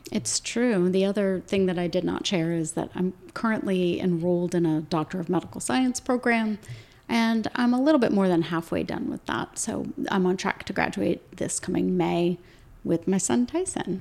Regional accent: Williamsburg, Virginia, United States; moved away as an adult; also born or lived in St. Louis, Missouri; now in Winchester, United States; we grew up in Virginia and we were living in St. Louis

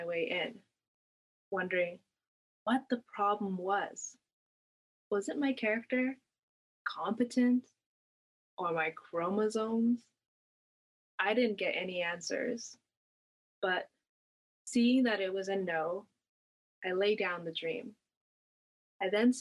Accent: Canada; I had grown up mostly in Canada

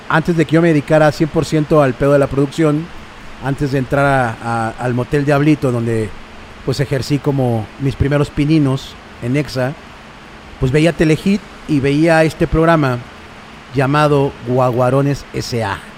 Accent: Mexico City, Mexico; Yo soy chilango, pues siempre, siempre acá, eh, de Jardín Balbuena, güey. Que Jardín Balbuena es como una, como yo digo que es como un oasis como en toda la zona del, oriente de la ciudad.

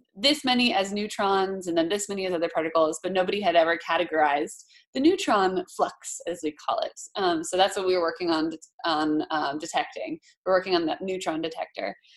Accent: Hawaii, United States; moved away; also born or lived in Boston; I grew up in Hawaii

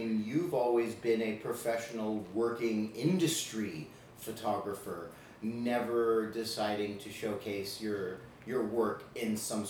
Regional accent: Los Angeles, California, United States; That's where I was born in Los Angeles.

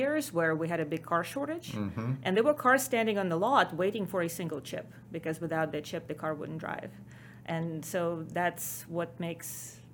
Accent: Ukraine; English is a second language; now in United States; as everybody can probably tell from my accent, not a native Texan or American. I was born in Ukraine

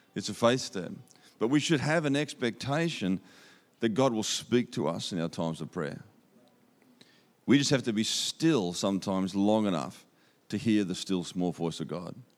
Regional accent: Australia; accent: Aussie; You can understand my Aussie accent.

